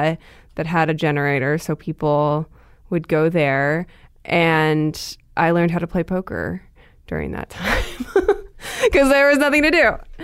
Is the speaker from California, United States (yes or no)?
no; Seattle, Washington, United States; I grew up in Seattle, motherfucker.